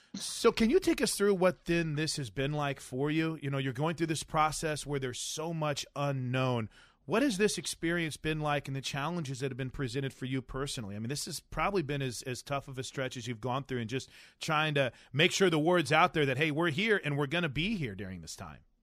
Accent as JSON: {"language": "English", "region": "Illinois", "country": "United States", "moved": "yes", "lives_now": "Oklahoma, United States", "said": "I'm from Illinois"}